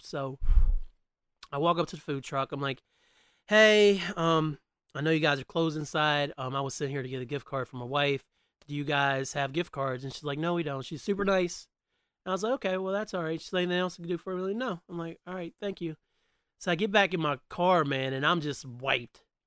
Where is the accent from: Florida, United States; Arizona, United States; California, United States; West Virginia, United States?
West Virginia, United States; I've lived in West Virginia since the time I was nine years old